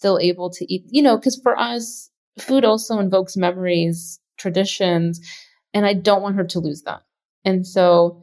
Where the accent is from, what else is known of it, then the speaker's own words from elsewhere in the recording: Texas, United States; I grew up on it in Texas